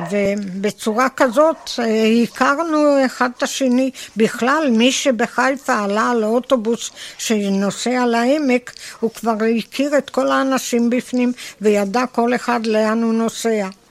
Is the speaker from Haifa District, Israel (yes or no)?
no; Tel Adashim, Northern District, Israel; born or raised there